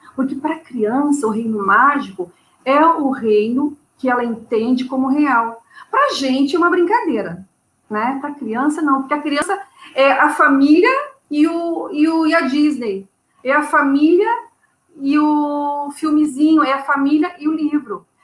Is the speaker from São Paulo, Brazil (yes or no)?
no; Porto Alegre, Rio Grande do Sul, Brazil; moved away as an adult; now in Rio de Janeiro, Brazil; Eu sou de Porto Alegre, Porto, Alegre. Então. E lá, minha, quase minha vida toda, né? Estou há sete anos no Rio de Janeiro